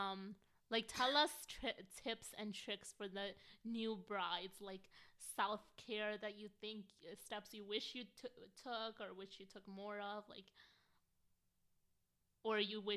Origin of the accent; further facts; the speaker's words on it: United States; I was raised in America